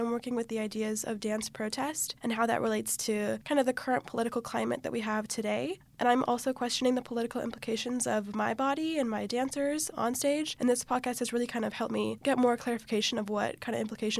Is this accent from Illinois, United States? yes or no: yes; Chicago, Illinois, United States; moved away; I'm from Chicago, so a lot of protests have been going on there